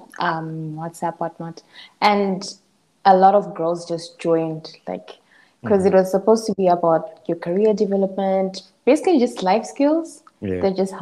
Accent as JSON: {"language": "English", "country": "Zimbabwe", "tie": "born or raised there", "also_born_or_lived": "Bulawayo, Zimbabwe", "moved": "as an adult", "lives_now": "South Africa", "said": "growing up in Zimbabwe"}